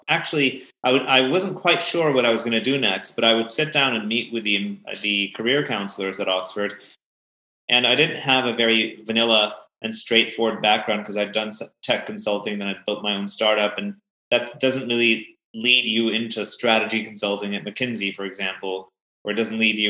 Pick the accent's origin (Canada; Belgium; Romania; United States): Belgium; also born or lived in Pakistan; I've kind of grown up around the world. I grew up originally in Belgium. My parents are Pakistani, so I've spent some time there. I went to American international schools all of my life.